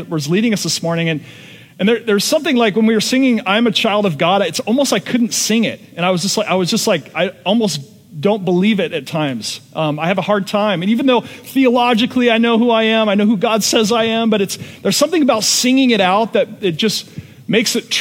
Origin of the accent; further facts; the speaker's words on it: Seattle, Washington, United States; I'm from Seattle, Washington